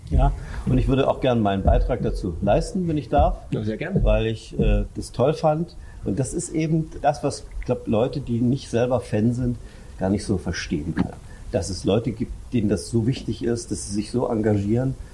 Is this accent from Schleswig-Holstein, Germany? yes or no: no; Görlitz, Saxony, Germany; Ich habe als Jugendlicher, ich komme aus Görlitz, äh, Feldhockey gespielt.